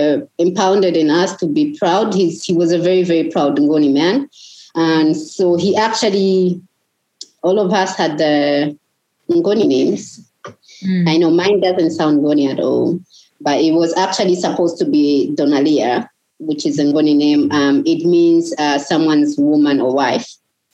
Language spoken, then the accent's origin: English; Chipata, Eastern Province, Zambia; We are both from Chipata. You know, we are all Zambian people.